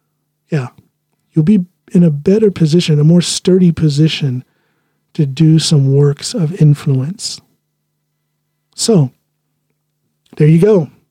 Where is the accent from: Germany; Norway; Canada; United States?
Norway; Finnmark; accent: northern Norwegian dialect; I speak with primarily the northern dialect up in Finnmark. That's what I learned first.